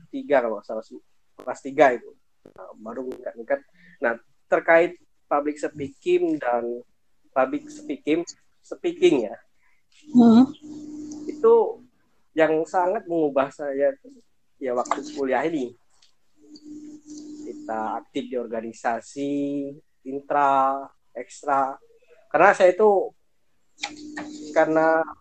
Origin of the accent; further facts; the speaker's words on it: Indonesia; Saya kan orang Jawa dengan apa namanya di lingkungan komering itu ya.